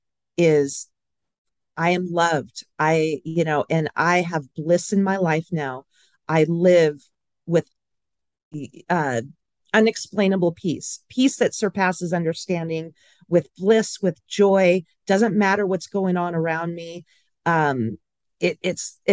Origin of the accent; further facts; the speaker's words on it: Pasadena, California, United States; I was born in Pasadena, so originally from Southern California